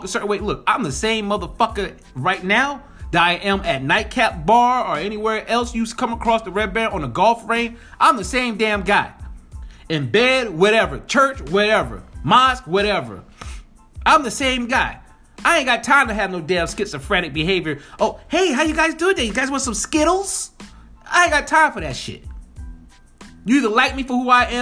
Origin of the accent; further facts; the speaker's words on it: Spring Valley, New York, United States; I'm born and raised in New York, the streets of New York, Rockland County, 845, Spring Valley, New York